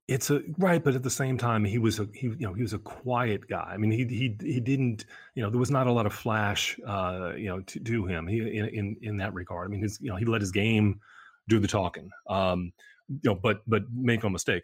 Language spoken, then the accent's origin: English; New York, United States; as a New Yorker